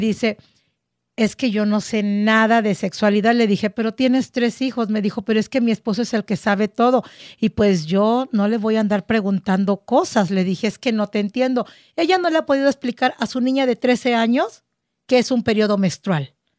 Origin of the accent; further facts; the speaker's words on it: Mexico; Soy mexicana, amo mi cultura